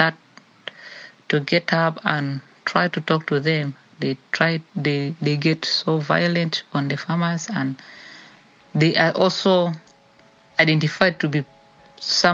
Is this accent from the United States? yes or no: no; Central Equatoria, South Sudan; I am from Central Equatoria State